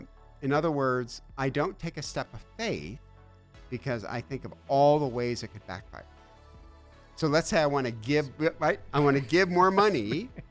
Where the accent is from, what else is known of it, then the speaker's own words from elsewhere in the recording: Detroit, Michigan, United States; moved away; I'm from Detroit, which is a life of pain and sorrow